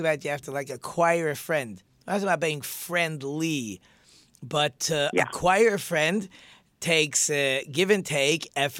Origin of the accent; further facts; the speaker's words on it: Detroit, Michigan, United States; I'm from Detroit